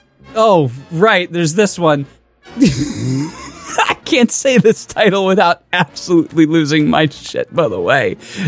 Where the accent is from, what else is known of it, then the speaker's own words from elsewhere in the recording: Reisterstown, Maryland, United States; I'm from outside of Baltimore.